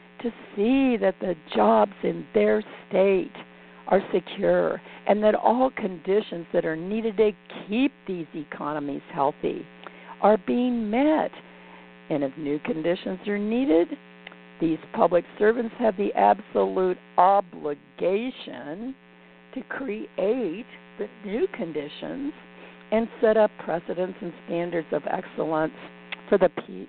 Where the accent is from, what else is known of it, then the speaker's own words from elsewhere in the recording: Indiana, United States; moved away; I'm originally from Indiana